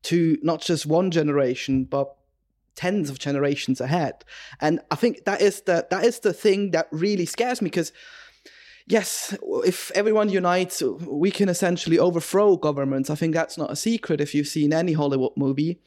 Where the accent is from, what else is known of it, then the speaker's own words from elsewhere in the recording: Switzerland; I'm from Switzerland, so we're kind of, I think we'd say brought up similarly